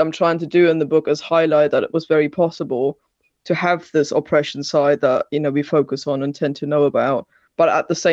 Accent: Germany; also born or lived in Britain; now in United Kingdom; I grew up in East Germany

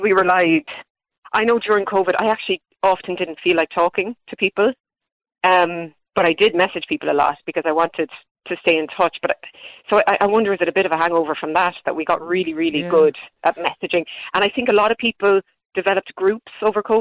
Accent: Ireland; us as Irish people

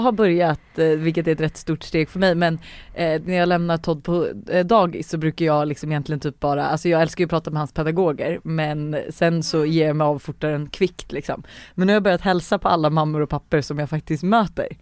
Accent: Sweden; vi svenskar

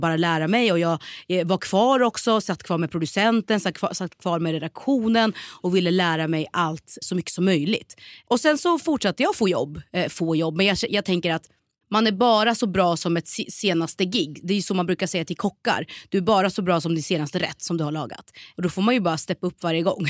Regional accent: Norrköping, Östergötland, Sweden; moved away as an adult; also born or lived in Malmö; Född och mm. uppväxt i Norrköping, växte upp i Hageby och Navestad

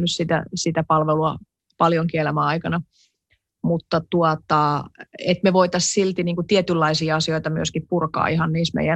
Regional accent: Finland; also born or lived in Sweden / United States; sitten kun muutti Suomeen, niin vaikka mä olin niin kuin silloin nuorikin, niin kyllä mä silti, silti niin kuin hämmästelin tätä meidän suomalaista vuorovaikutustapaa

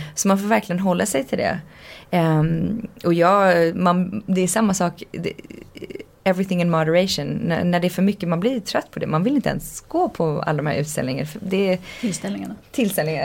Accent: Canada; jag växte upp i Kanada.

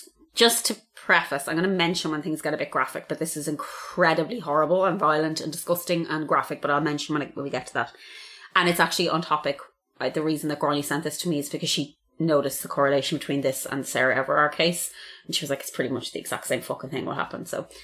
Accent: Ireland

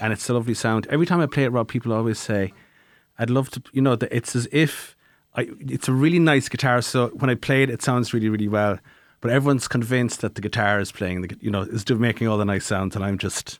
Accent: Tralee, Munster, Ireland; I'm from Tralee and Kerry

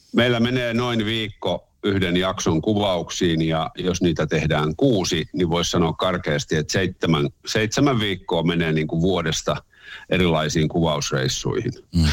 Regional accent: Helsinki, Uusimaa, Finland; mä olen syntyperäinen helsinkiläinen Helsingissä koko ikäni asunut ja asun edelleen

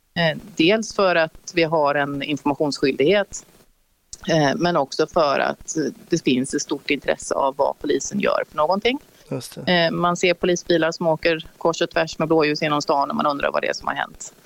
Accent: Gothenburg, Västra Götaland, Sweden; moved away as an adult; also born or lived in Stockholm; now in Örebro, Sweden; Jag är från Göteborg

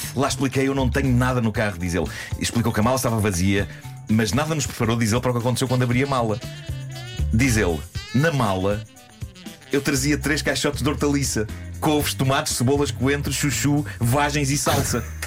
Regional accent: Lisbon, Portugal; nós, lisboetas

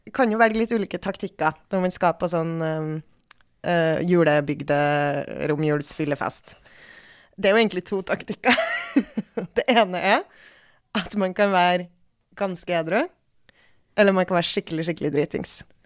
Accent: Bjugn, Trøndelag, Norway; moved away; der jeg kommer fra i Trøndelag

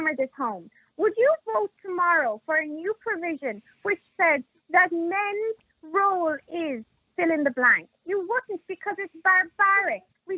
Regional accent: Ireland; I grew up in Ireland where my mother, my grandmother, they had no options

